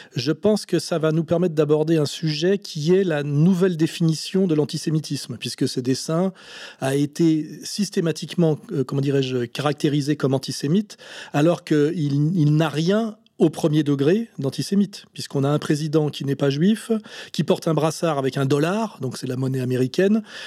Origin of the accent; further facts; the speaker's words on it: Aix-les-Bains, Auvergne-Rhône-Alpes, France; je suis né à Aix-les-Bains, qui est une, ville, petite ville de la Savoie